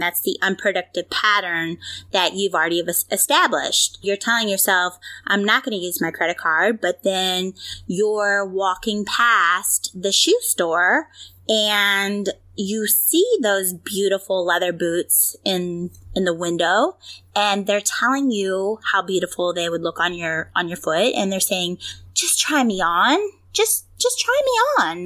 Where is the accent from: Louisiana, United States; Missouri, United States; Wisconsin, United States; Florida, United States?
Missouri, United States; St. Louis; I'm from the St. Louis area, so home of the Blues